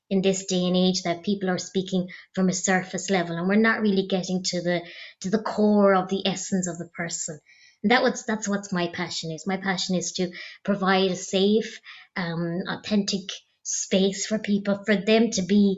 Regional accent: County Clare, Ireland; I'm originally from County Clare.

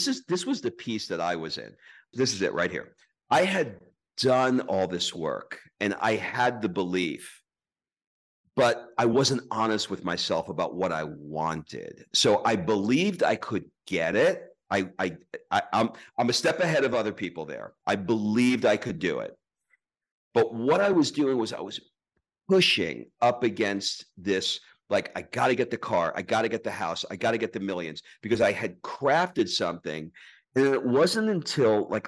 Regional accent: United States; moved away as an adult; now in Sicily, Italy; as an American moving to Italy

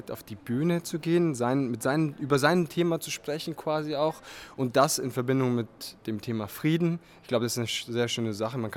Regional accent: southern East Germany, Germany; now in Frankfurt, Germany; Du kommst ja aus dem Norden Ostdeutschland, ich komme aus dem Süden und wir treffen uns, sage ich mal, fast schon in der Mitte.

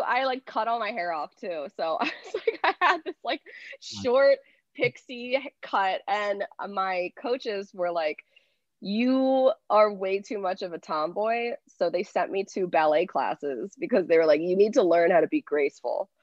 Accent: outside Philadelphia, Pennsylvania, United States; I grew up outside of Philly, um, like 45 minutes outside

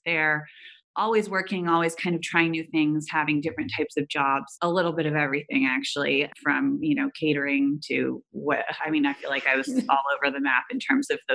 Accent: Silicon Valley, California, United States; I grew up in Silicon Valley around incredible entrepreneurs

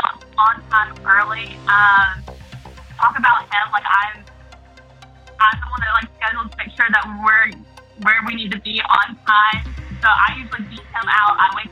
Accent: the South, United States; now in New York, United States; Growing up in the South, we do kind of stereotype on New York and Northerners.

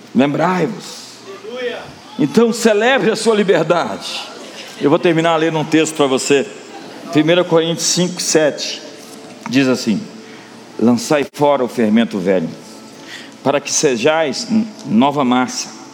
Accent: Brazil; como brasileiros, nós tivemos muitas heranças

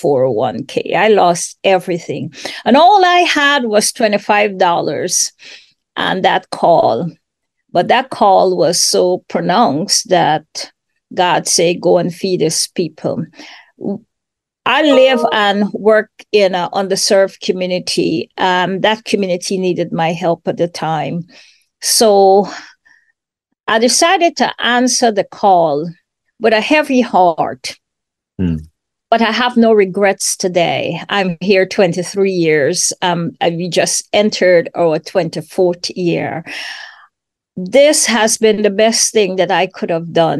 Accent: Guyana; moved away as an adult; also born or lived in Washington, D.C., United States; now in Atlanta, United States; I am originally from Guyana, South America

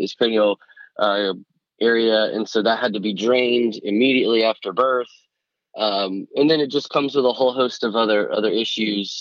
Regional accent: Central Florida, United States; now in Atlanta, United States; I'm originally from the Central Florida area, but have been here in Atlanta since around 2001

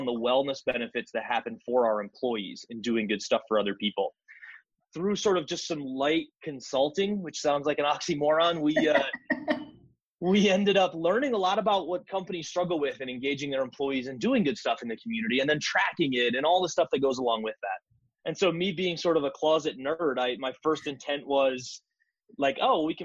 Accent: Northwest Iowa, United States; moved away as an adult; also born or lived in South Dakota; now in Denver, United States; I grew up in Northwest Iowa, which is about 45 minutes from Sioux Falls

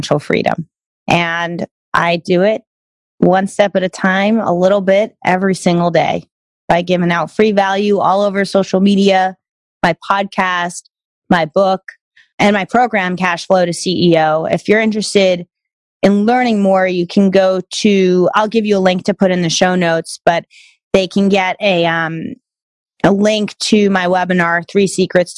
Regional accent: New York area, United States; growing up in the New York area

